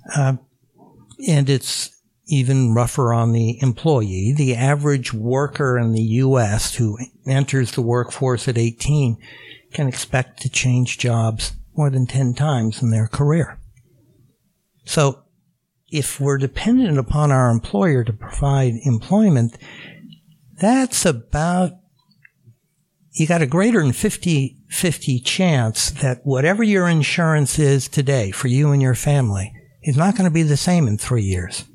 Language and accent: English; Phoenix, Arizona, United States; moved away; I grew up in Phoenix, Arizona